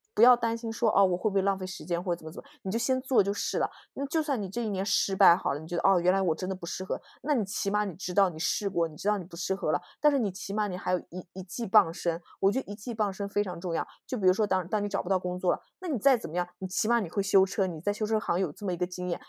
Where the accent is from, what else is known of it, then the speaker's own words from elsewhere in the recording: China; moved away; 因为我是中国人